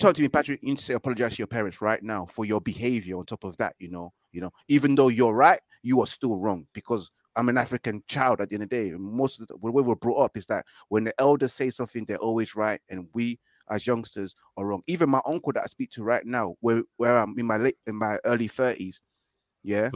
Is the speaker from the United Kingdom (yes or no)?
yes; London, United Kingdom; I'm from Brits